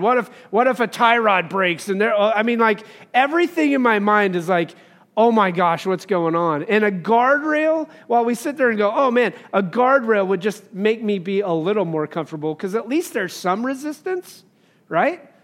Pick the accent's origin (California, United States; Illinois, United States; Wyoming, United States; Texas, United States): Wyoming, United States; I grew up in Wyoming